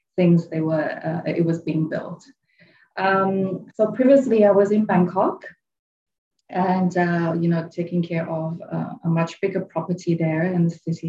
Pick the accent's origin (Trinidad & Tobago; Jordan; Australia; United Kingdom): United Kingdom; England; moved away as an adult; also born or lived in Switzerland; now in Thailand; I'm Chinese from England